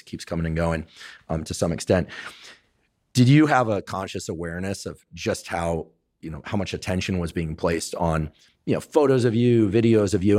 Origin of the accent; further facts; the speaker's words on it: Northern California, United States; I was from Northern California